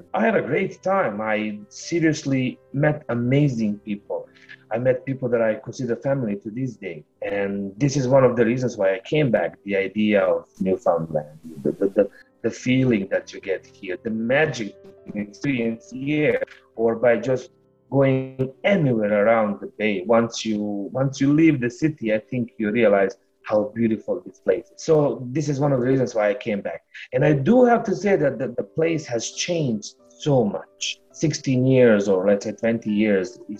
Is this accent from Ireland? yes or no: no; Bosnia & Herzegovina; moved away as an adult; now in St. John's, Canada; I come from Bosnia and Herzegovina